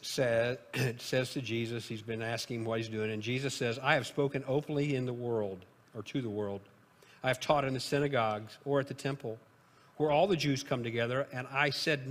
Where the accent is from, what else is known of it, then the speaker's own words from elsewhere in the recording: Illinois, United States; moved away; my home state of Illinois